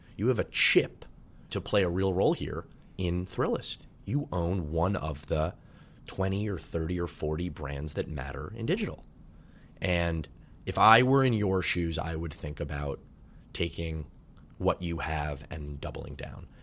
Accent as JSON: {"language": "English", "town": "New York City", "region": "New York", "country": "United States", "tie": "born or raised there", "said": "I grew up in Manhattan and went to Dalton"}